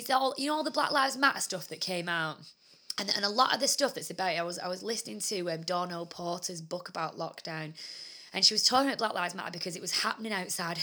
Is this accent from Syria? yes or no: no; United Kingdom; we're white British